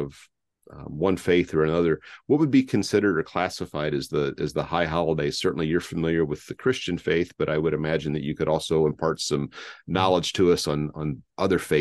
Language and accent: English; Indiana, United States; we grew up in Indiana